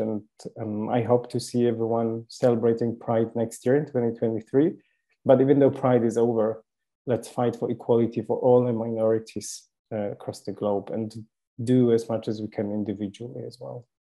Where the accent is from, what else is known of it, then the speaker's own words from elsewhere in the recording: Poland; moved away; I was born in Poland, and I'm lucky not to live there.